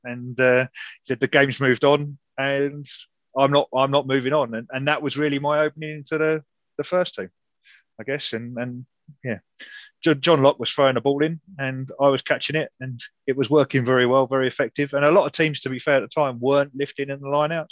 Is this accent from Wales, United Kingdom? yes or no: yes; Wales, United Kingdom; I got lots and lots of stick early on about being Welsh